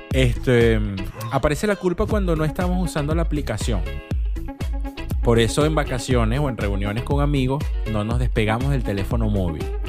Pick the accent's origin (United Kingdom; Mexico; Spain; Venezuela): Venezuela; nosotros como, como, venezolanos